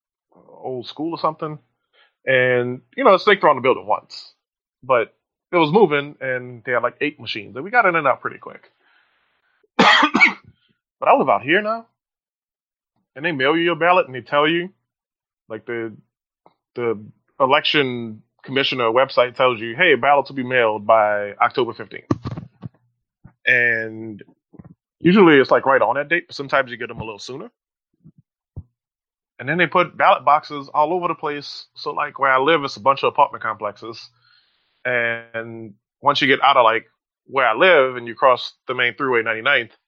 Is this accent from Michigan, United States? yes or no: no; New Orleans, Louisiana, United States; moved away; where I grew up in New Orleans, voted at an elementary school